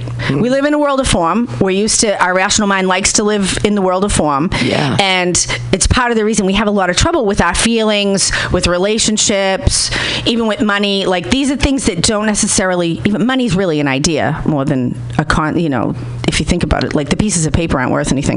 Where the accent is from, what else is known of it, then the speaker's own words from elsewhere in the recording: Boston, Massachusetts, United States; I'm from Boston